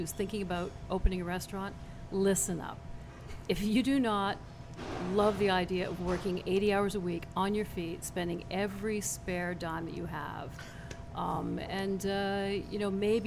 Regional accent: Canada; I am from Canada

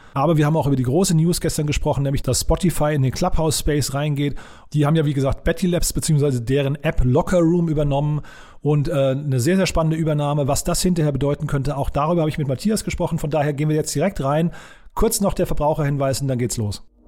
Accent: Hofheim am Taunus, Hesse, Germany; moved away; nach Hofheim in meine Heimatstadt

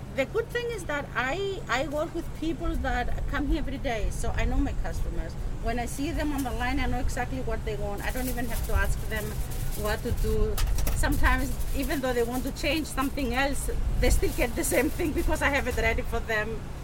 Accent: Thessaloniki, Central Macedonia, Greece; moved away as an adult; now in New York City, United States; I'm from Thessaloniki

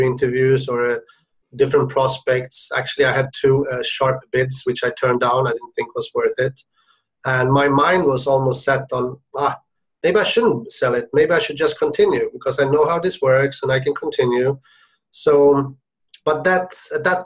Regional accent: Sweden; moved away as an adult; also born or lived in Shenzhen; now in Hong Kong; I'm originally from Sweden

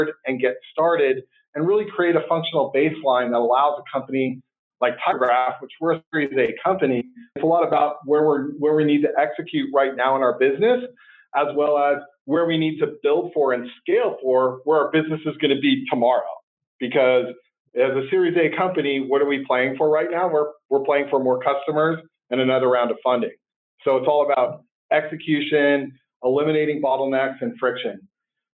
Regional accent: Santa Cruz, California, United States; also born or lived in Berkeley, California; I was born in Berkeley and raised in Santa Cruz

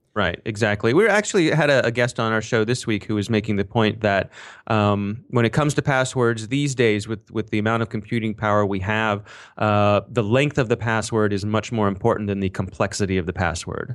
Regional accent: Ellicott City, Maryland, United States; I happen to live, uh, right near Ellicott City, Maryland. It is my hometown

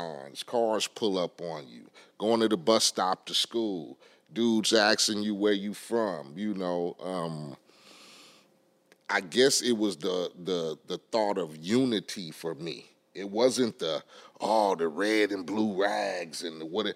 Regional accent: Compton, California, United States; I grew up in Compton, in Spooktown.

